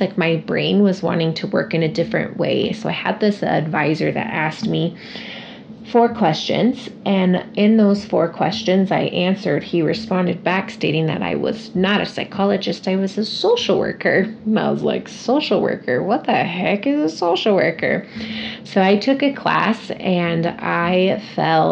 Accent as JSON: {"language": "English", "town": "Casper", "region": "Wyoming", "country": "United States", "tie": "born or raised there", "also_born_or_lived": "Long Beach, California", "said": "I've been in Casper, Wyoming since I was 6 years old with my family"}